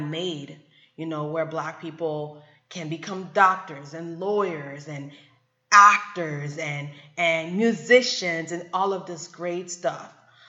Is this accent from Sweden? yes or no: no; Germany; moved away as an adult; also born or lived in Atlanta / New York; now in United States; I was born and raised in Germany